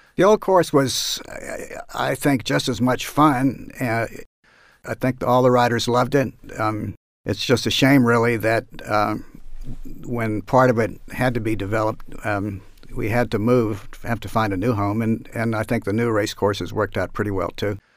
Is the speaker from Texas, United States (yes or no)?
no; Northern Virginia, United States; when I was nine or ten years old, growing up in Northern Virginia